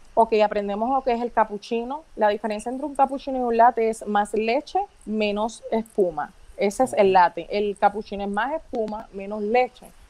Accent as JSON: {"language": "Spanish", "town": "Las Marías", "country": "Puerto Rico", "tie": "born or raised there", "said": "soy nacida y criada en Las Marías"}